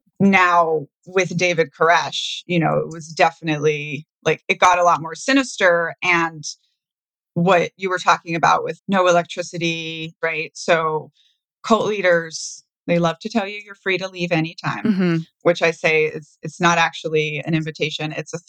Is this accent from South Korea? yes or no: no; Brazil; now in United States; I was growing up in Brazil where every rich person's house has a super high wall around it.